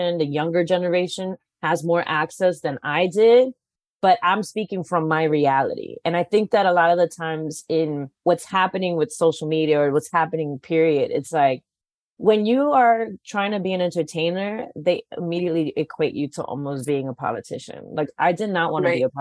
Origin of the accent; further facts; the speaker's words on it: New York City, New York, United States; now in Los Angeles, United States; I'm from the Bronx